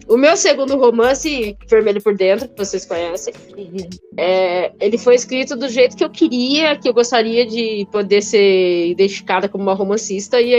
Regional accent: Italy; born there; Portuguese is a second language; Ué, eu nasci na Itália, falo francês, inglês e, e mal, mais ou menos o português, ainda é pra escolher.

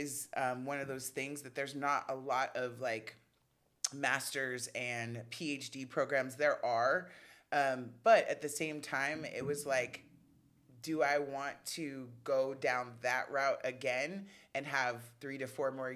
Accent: Los Angeles, California, United States; I am born and raised here in Los Angeles, mm-hmm. In LA proper and in Compton

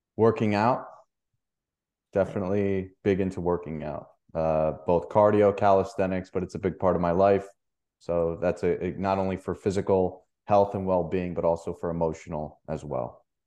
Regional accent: New York, United States; I'm from New York

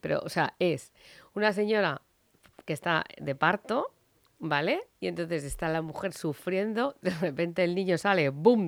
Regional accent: Madrid, Community of Madrid, Spain; en mi tierra, en aquí, en Madrid, Spain

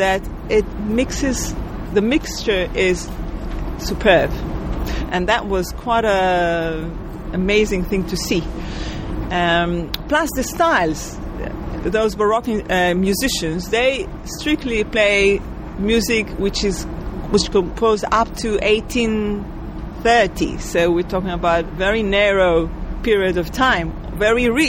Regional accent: Israel; moved away; also born or lived in New York; I'm originally from Israel. I was born in Israel.

